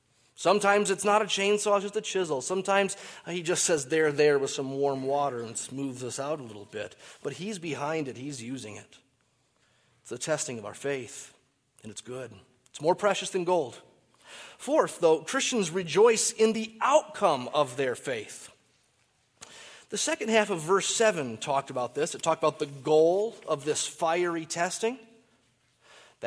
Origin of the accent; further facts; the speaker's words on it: Michigan, United States; I grew up in Michigan.